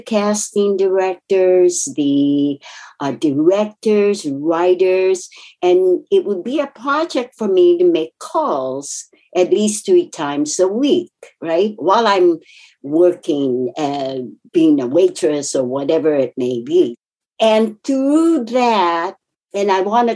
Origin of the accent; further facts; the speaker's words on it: Japan; English is a second language; moved away; I was raised in Japan, came here. English is my second language